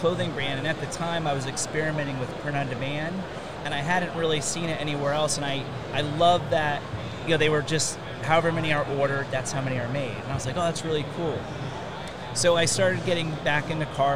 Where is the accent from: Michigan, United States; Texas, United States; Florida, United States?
Florida, United States; Orlando; I grew up in Orlando